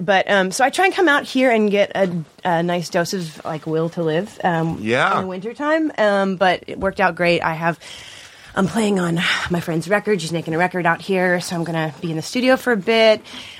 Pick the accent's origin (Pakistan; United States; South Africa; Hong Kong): United States; Baltimore, Maryland; moved away as an adult; now in North Carolina, United States; I'm from Baltimore. Uh-huh. So I spent most of my life there, and then I moved slightly south